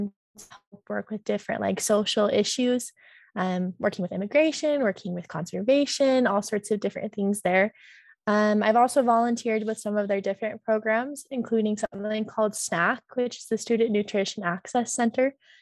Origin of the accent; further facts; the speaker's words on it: South Jordan, Utah, United States; I'm a junior studying international studies in Portuguese, and I am from South Jordan, Utah.